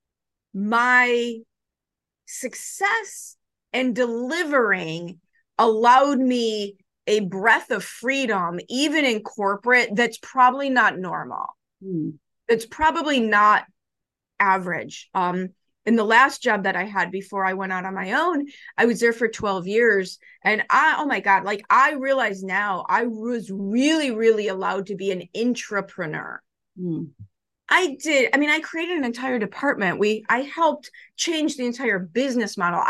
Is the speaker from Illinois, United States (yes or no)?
yes; Chicago, Illinois, United States; I grew up in Chicago